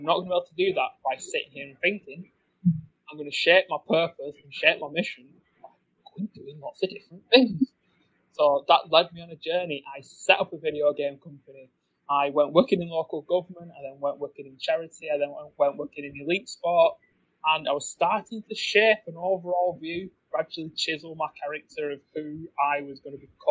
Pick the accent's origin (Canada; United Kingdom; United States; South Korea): United Kingdom; England; I grew up in England.